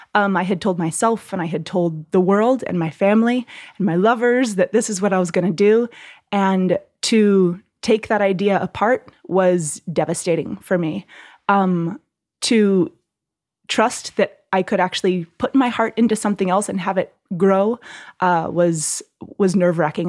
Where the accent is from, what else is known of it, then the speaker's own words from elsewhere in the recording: Southern California, United States; moved away as an adult; also born or lived in Hawaii; now in New York, United States; I'm from California, Southern California